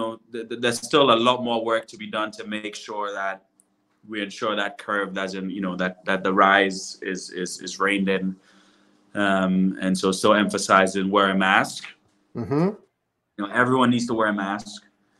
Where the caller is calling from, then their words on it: Ghana; You know, I'm streaming live from Ghana.